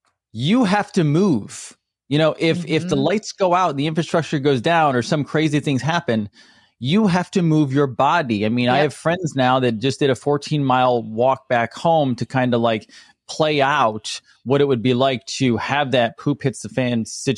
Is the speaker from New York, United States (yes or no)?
yes; New York, United States; now in Florida, United States; I'm a redneck. I'm a redneck from New York.